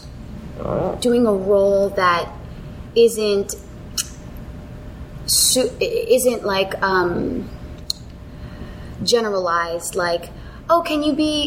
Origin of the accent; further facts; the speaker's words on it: United States; I was born in America